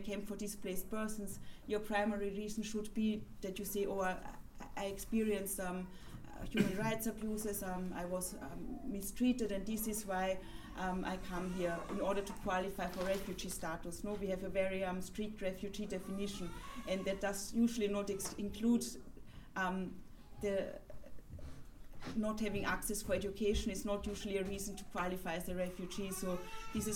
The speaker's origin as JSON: {"language": "English", "region": "Vienna", "country": "Austria", "tie": "born or raised there", "said": "I grew up in Vienna, going to school, from to primary school, moving on to secondary school"}